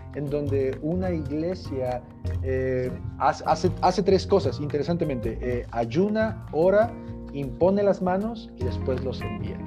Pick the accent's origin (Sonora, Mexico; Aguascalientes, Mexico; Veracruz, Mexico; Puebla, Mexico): Puebla, Mexico; Huauchinango; moved away as an adult; now in Mexico City, Mexico; mi esposa y yo somos originarios de Puebla y tenemos ya como seis años viviendo en la Ciudad de México